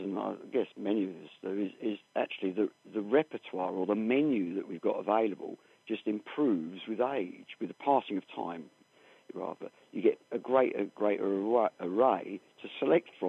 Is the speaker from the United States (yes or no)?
no; United Kingdom; I'm British, and we're a little bit different